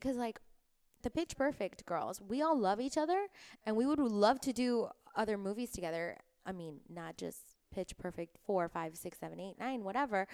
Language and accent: English; Miami, Florida, United States; now in Los Angeles, United States; I was born in Miami